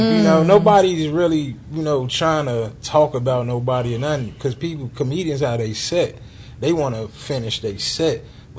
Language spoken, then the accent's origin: English; Chicago, Illinois, United States; moved away; also born or lived in Las Vegas; anybody from Chicago, because I'm a Chicago guy, so that's where I get my inspiration from.